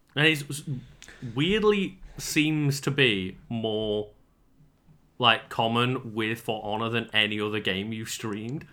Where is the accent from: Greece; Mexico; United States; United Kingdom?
United Kingdom; we're British